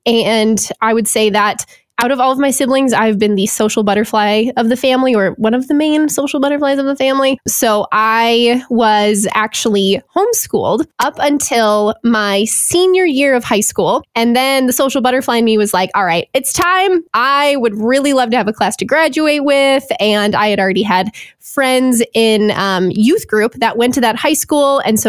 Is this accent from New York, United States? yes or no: no; Duluth, Minnesota, United States; I was born in Duluth, Minnesota. So basically after being born here and then with my dad's job changes and stuff, moved around, but found my way back here.